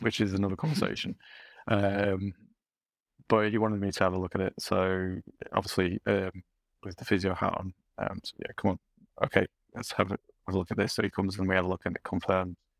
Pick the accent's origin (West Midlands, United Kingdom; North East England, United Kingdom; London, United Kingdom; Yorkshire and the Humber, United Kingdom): Yorkshire and the Humber, United Kingdom; as a Yorkshireman